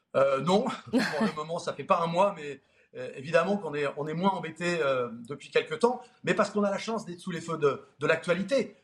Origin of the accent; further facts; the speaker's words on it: Nord, Hauts-de-France, France; On est du Nord tous les trois